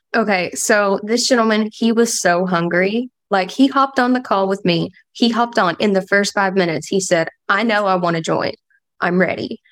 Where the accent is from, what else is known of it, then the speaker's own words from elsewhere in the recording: London, Kentucky, United States; now in Oregon, United States; So, I am actually from London, Kentucky. Um, little small town in the foothills of Appalachia.